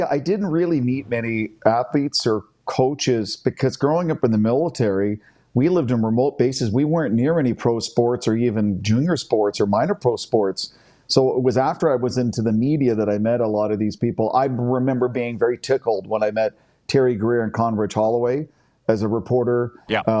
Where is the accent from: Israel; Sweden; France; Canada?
Canada; that's why it's top five individual sporting moment as a Canadian sports fan that I've ever witnessed.